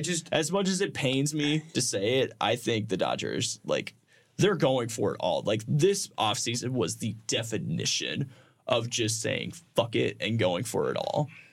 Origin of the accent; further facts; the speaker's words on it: Indiana, United States; everybody that I knew growing up in Indiana was a Reds fan